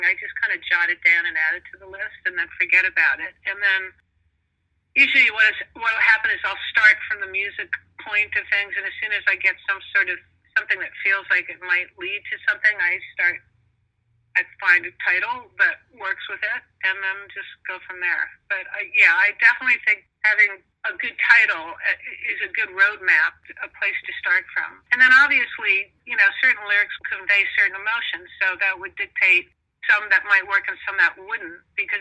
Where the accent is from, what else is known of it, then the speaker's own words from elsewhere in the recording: New York, United States; now in Los Angeles, United States; I'm from New York. I live in L.A.